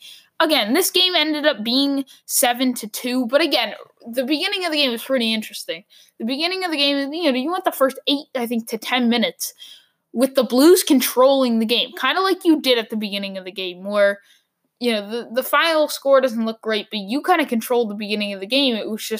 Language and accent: English; Boston, Massachusetts, United States; born or raised there